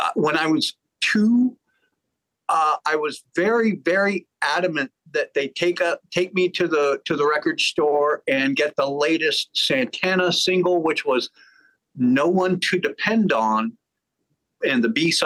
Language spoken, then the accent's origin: English; Los Angeles, California, United States; also born or lived in Dallas, Texas / El Paso, Texas; I spent my first 2 years in Dallas, and then I spent my next 2 years in El Paso. So, and then when I was very, very late four, my family moved to Los Angeles